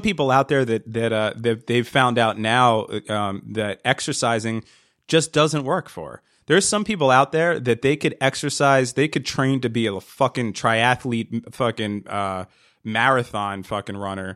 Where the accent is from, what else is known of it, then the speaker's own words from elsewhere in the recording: New Jersey, United States; We, we grew up in New Jersey